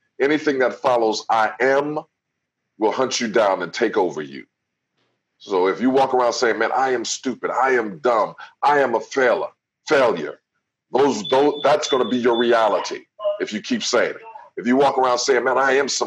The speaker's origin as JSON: {"language": "English", "town": "Jersey City", "region": "New Jersey", "country": "United States", "said": "from Jersey City, New Jersey"}